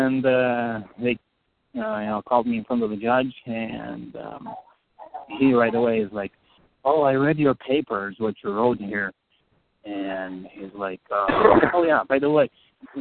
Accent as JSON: {"language": "English", "country": "Moldova", "moved": "yes", "said": "I'm Moldovan."}